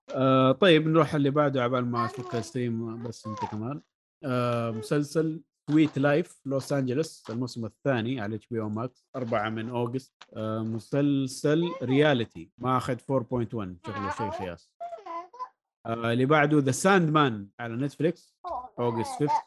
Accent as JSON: {"language": "Arabic", "country": "Saudi Arabia", "said": "عندنا في السعوديه"}